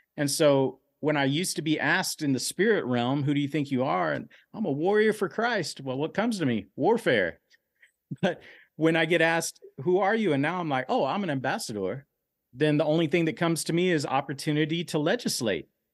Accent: Dallas, Texas, United States; I grew up in Oak Cliff.

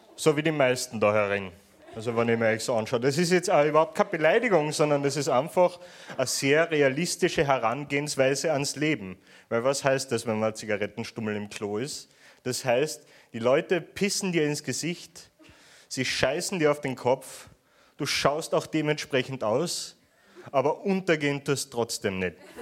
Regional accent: Vienna, Austria; accent: Viennese; ich komme aus Wien, äh, der Stadt des morbiden Humors

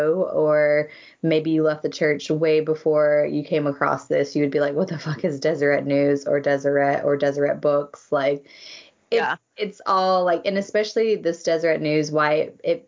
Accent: United States; moved away as an adult; also born or lived in Berlin, Germany; now in London, United Kingdom; I'm American

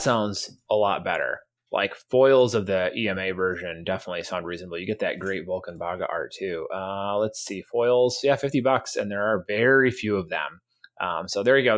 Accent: New York, United States; I'm from New York

